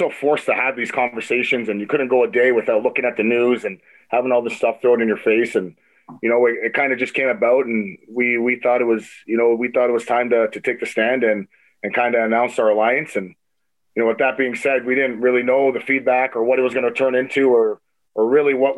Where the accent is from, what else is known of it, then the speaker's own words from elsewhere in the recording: Toronto, Ontario, Canada; growing up in Toronto and playing hockey